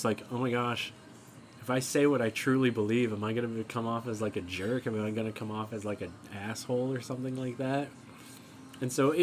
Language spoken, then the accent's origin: English; Alaska, United States; Growing up in Alaska